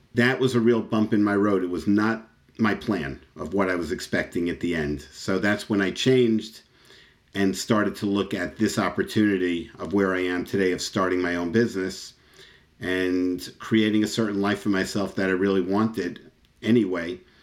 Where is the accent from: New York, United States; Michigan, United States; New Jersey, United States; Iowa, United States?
New York, United States; New York City; moved away as an adult; I was born in Floral Park, Queens, and I literally lived there my entire life up until four years ago